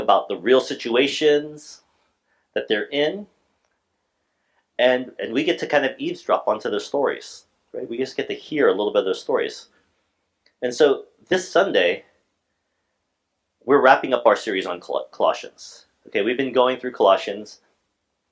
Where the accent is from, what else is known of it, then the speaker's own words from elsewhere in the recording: Alaska, United States; I was from Alaska